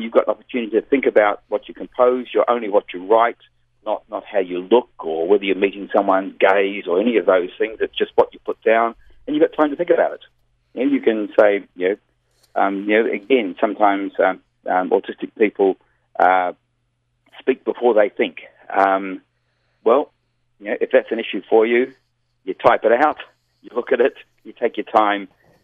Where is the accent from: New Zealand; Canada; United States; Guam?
New Zealand; now in Australia; Yeah, I moved from New Zealand to Australia.